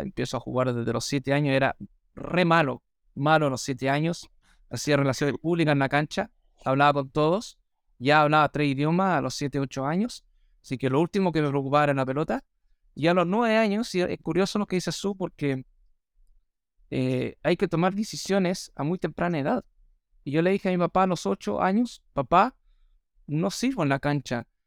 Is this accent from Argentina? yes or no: no; Australia; first language English; Spanish is a second language; now in Viña del Mar, Chile; soy australiano, mi primer idioma es el inglés, no el castellano